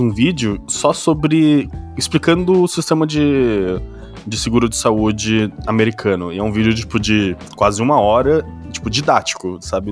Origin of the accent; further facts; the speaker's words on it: Brazil; eu sou brasileiro